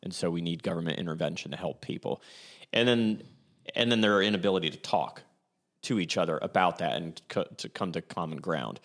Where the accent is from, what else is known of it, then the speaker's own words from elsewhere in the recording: Columbus, Ohio, United States; growing up in Clintonville